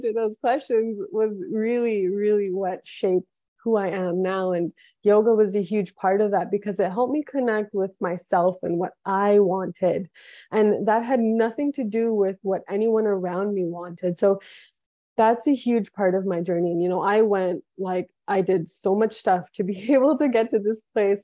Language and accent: English; Toronto, Ontario, Canada; moved away as an adult; also born or lived in Quebec / Boone; So I was born in Toronto, Canada. My family is from India.